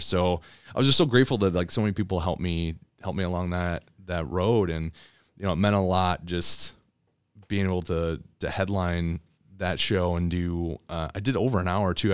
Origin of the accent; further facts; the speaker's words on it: Elsie, Michigan, United States; also born or lived in Miami, Florida; I grew up in L C, Michigan